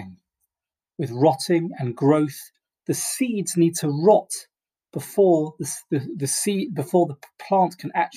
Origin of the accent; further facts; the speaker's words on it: England, United Kingdom; as an Englishman